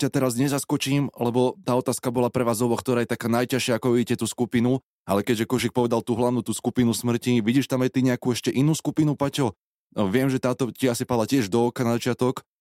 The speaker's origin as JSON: {"language": "Slovak", "country": "Slovakia", "said": "ako správny Slovák by som mal fandiť našim"}